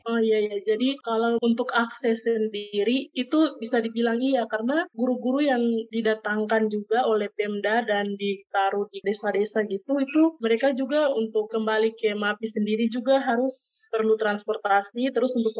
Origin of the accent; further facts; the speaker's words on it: Mappi Regency, South Papua, Indonesia; moved away as an adult; saya berasal dari Kabupaten Mapi kebetulan waktu itu setelah lulus SMA